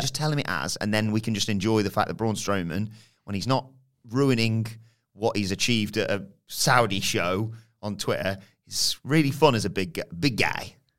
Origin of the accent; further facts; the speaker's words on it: United Kingdom; being British viewers